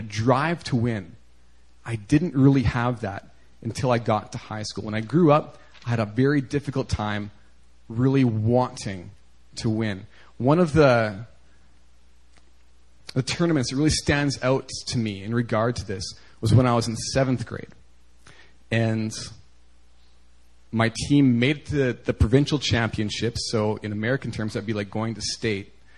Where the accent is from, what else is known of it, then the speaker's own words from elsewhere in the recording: Canada; moved away; growing up in Canada